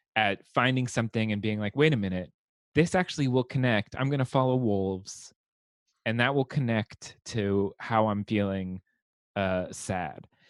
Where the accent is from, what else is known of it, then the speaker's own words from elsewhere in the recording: Southern California, United States; growing up in Southern California, with an 85 degree Christmas